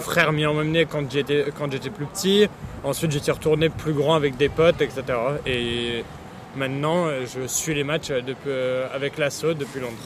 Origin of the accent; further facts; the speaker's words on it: Boulogne-Billancourt, Île-de-France, France; also born or lived in United Kingdom / Saint-Germain-en-Laye; now in London, United Kingdom; suis né au Royaume-Uni, mais euh, je suis rentré en France quand j'avais deux ans et demi. J'ai grandi à Boulogne-Billancourt avant de, déménager à Saint-Germain-en-Laye.